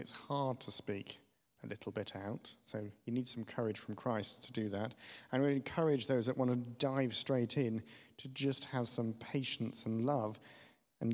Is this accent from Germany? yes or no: yes; Germany; moved away; I grew up in West Germany